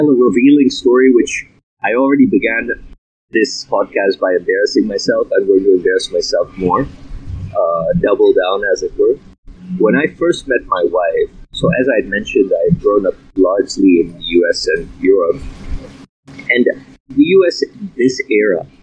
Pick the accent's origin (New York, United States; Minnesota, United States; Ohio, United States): New York, United States; New York City; moved away; also born or lived in London, United Kingdom / Germany; I grew up basically on the Columbia University campus, because my father was a professor there.